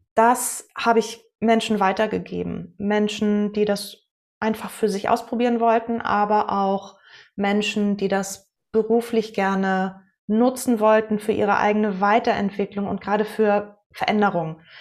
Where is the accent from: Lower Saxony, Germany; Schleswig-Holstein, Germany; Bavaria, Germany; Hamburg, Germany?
Schleswig-Holstein, Germany; Westerland; moved away as an adult; also born or lived in Bamberg / Kiel; ich bin in Westerland auf Sylt zur Welt gekommen und zur Schule gegangen, habe da mein Abitur gemacht